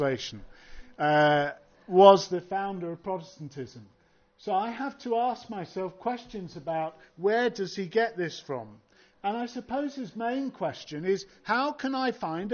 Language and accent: English; United Kingdom; I'm British